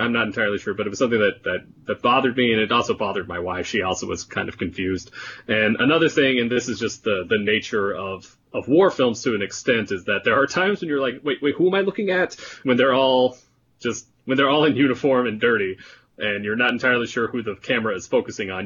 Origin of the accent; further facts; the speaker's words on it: United States; I am as an American